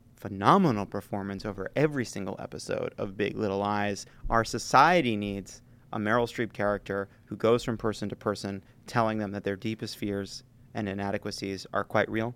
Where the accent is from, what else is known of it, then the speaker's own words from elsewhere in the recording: New York, United States; As a, as a New Yorker